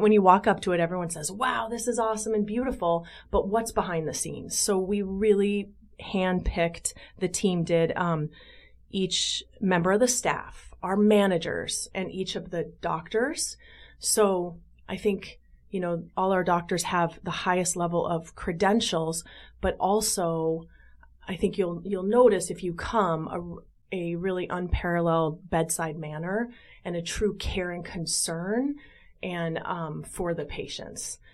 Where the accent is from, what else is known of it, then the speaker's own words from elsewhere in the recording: Las Vegas, Nevada, United States; moved away as an adult; also born or lived in San Diego, California; now in Chicago, United States; born and raised in Las Vegas